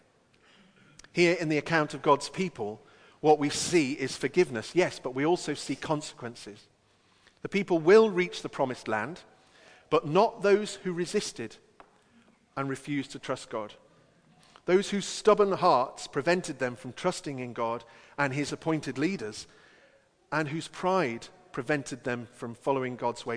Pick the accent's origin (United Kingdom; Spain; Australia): United Kingdom; England; as only an Englishman can